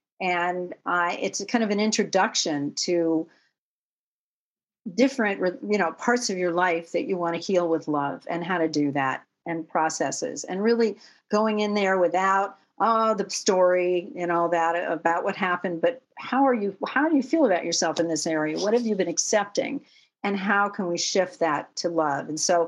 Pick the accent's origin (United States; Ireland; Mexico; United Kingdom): United States; Manhattan, New York; born there; I was born in Manhattan